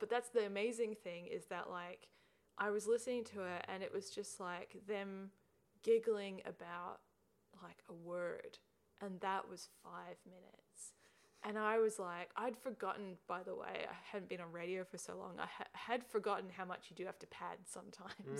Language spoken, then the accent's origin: English; Perth, Western Australia, Australia; now in Melbourne, Australia; I'm from Perth yeah. originally